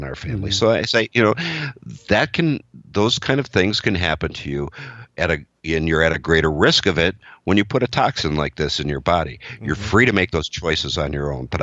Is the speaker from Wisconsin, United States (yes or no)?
yes; Wisconsin, United States; I'm from Wisconsin. I live in Wisconsin.